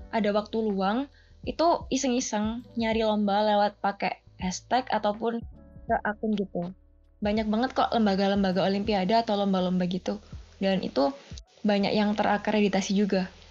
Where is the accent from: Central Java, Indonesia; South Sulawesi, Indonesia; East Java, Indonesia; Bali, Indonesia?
East Java, Indonesia; Pasuruan; Aku berasal dari Pasuruan, Jawa Timur